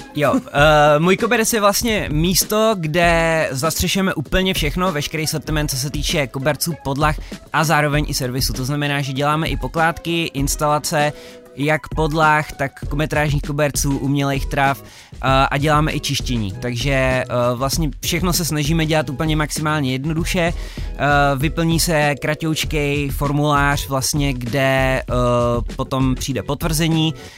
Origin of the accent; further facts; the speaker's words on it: Karlovy Vary, Karlovy Vary Region, Czechia; My jsme spolužáci původně z Karlových varů